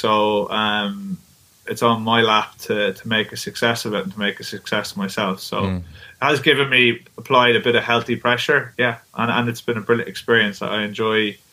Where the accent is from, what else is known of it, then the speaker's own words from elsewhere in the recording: Mullingar, Leinster, Ireland; I grew up in a rural town called Mullingar, which is like an hour west of Dublin